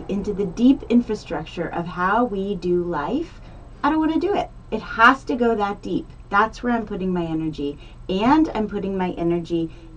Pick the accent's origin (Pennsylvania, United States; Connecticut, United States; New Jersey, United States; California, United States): Connecticut, United States; Greenwich; now in Santa Barbara, United States; I was born in Greenwich, Connecticut